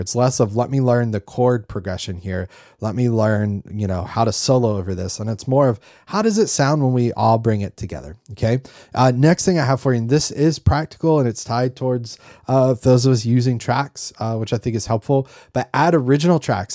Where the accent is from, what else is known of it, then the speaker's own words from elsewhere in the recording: North Carolina, United States; growing up in North Carolina